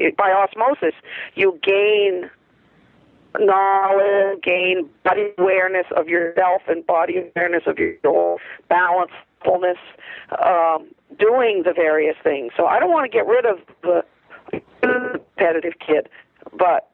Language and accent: English; Maine, United States; I was growing up in Maine